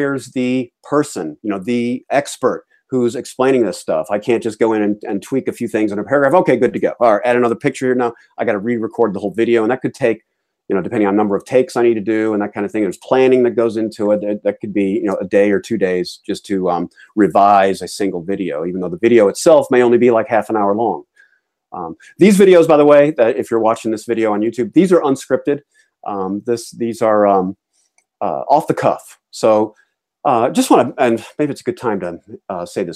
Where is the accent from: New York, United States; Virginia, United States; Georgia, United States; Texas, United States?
Georgia, United States; Atlanta; now in New England, United States; I am a crusty New Englander, even though I was raised in Atlanta